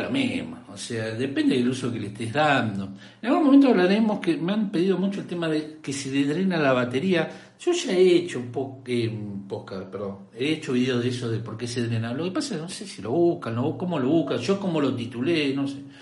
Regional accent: Rosario, Santa Fe, Argentina; accent: rioplatense; soy de Argentina, Rosario Santa Fe

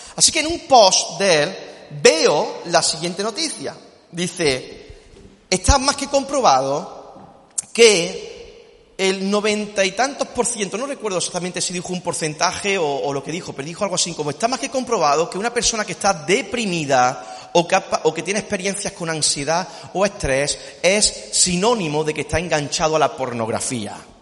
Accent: Córdoba, Andalusia, Spain; somos cordobeses

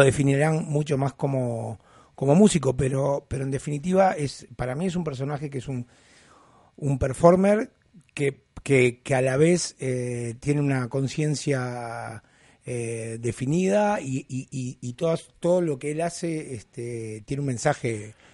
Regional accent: Uruguay; moved away; yo vengo de Uruguay

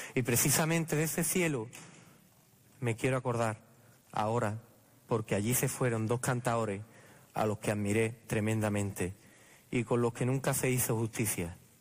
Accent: Jerez de la Frontera, Andalusia, Spain

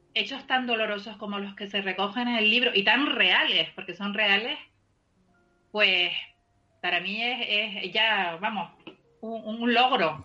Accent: Canary Islands, Spain; yo soy canaria

